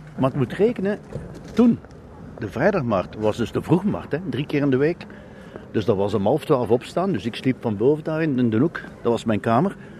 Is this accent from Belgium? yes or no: yes; Ghent, Flanders, Belgium; ik ben geboren in Maria Mittlerijs